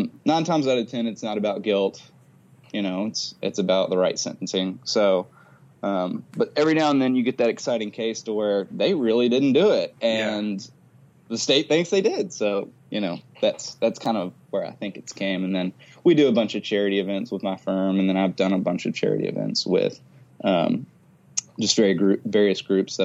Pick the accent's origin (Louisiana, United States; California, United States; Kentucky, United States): Kentucky, United States; I'm from Kentucky and my dad was all about the bourbon